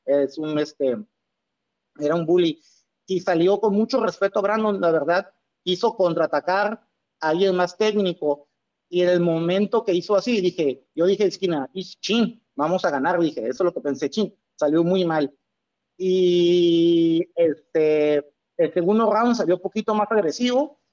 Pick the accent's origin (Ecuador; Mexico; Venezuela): Mexico; Tijuana, Baja California; como tijuanense, como mexicano